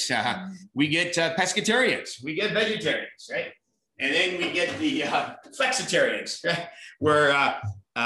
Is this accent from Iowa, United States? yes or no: no; near Lake Placid, New York, United States; now in Wisconsin, United States; I was from New York, almost like Lake Placid